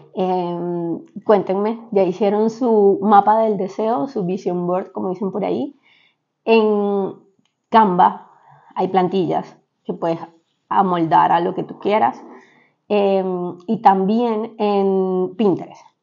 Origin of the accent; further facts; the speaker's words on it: Venezuela; moved away; como venezolanos, en Venezuela se estila mucho